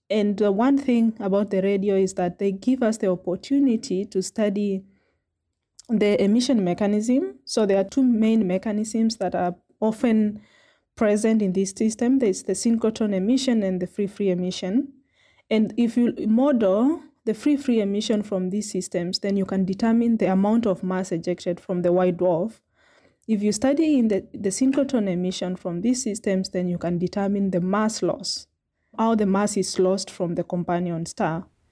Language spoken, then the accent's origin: English; Makueni, Eastern Province, Kenya; moved away as an adult; also born or lived in South Africa; now in Cape Town, South Africa; I grew up in Makueni, Kenya, which is in eastern province